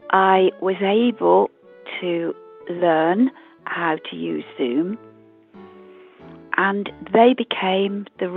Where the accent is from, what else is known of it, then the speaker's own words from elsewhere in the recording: West Midlands, United Kingdom; I come from Warwickshire.